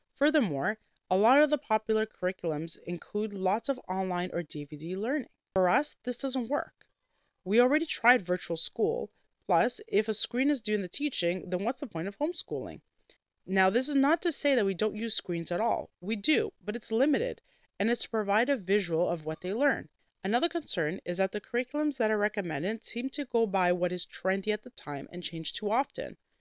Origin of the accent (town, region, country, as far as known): Canada